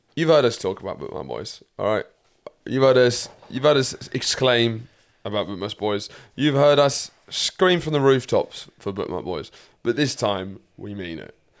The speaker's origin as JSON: {"language": "English", "country": "United Kingdom", "said": "proud to be British"}